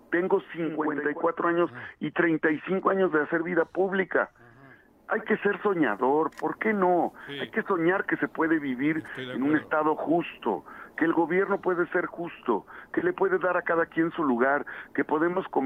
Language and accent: Spanish; Izúcar de Matamoros, Puebla, Mexico; un trocito de Izúcar de Matamoros, que es mi tierra.